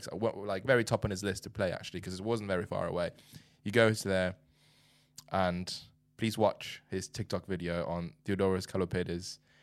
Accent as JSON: {"language": "English", "country": "China", "tie": "born or raised there", "moved": "as an adult", "lives_now": "United Kingdom", "said": "I grew up in China"}